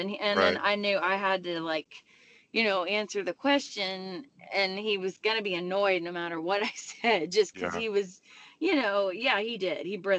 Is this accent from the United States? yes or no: yes; Texas, United States; I was born in Texas, and they can't take that away from me. Yeah. I'm like six generations deep in there.